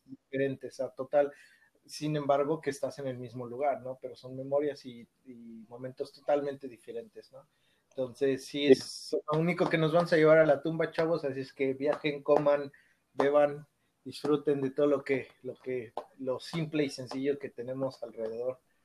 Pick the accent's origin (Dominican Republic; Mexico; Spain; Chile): Mexico; Mexico City; moved away as an adult; now in Toronto, Canada; yo soy nacido en la Ciudad de México, crecí hasta, crecí ahí en la Ciudad de México hasta, yo me vine a Canadá hasta los 23 años